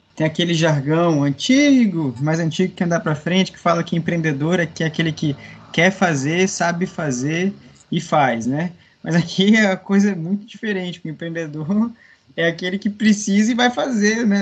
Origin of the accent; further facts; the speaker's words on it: Brazil; nós brasileiros